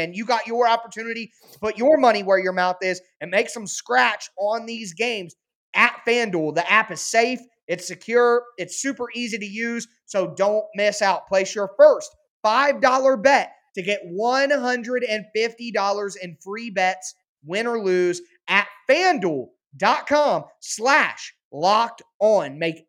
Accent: Ohio, United States; I'm from Ohio. I have friends who made a fire Zach Taylor account before on Twitter.

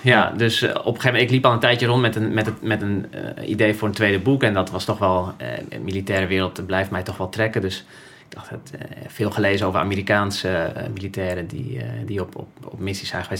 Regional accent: Friesland, Netherlands; moved away as an adult; ik ben opgegroeid in Friesland eh, als, als, als jongetje

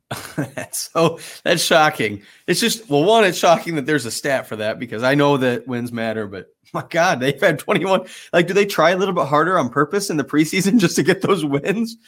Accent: South Bend, Indiana, United States; growing up in South Bend and being, you know, a Notre Dame fan

